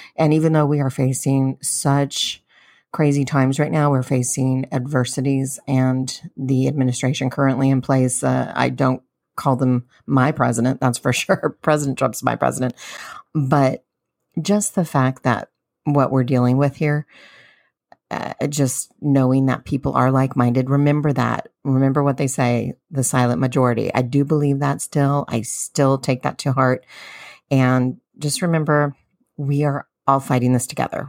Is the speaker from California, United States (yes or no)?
yes; San Diego, California, United States; I'm a Californian, Southern Californian from San Diego